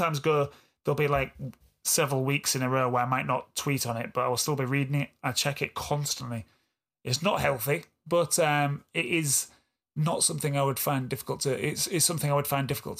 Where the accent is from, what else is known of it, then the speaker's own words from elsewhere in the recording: Yorkshire and the Humber, United Kingdom; accent: East Yorkshire; East Yorkshire guy from Hull and Beverley. My accent.